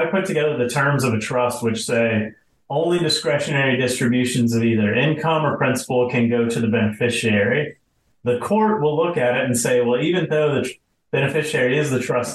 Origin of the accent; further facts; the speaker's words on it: Atlanta, Georgia, United States; moved away as an adult; now in South Florida, United States; I was born and raised in Atlanta. I spent 25 years there and eventually left to go to law school in Florida and been in Florida ever since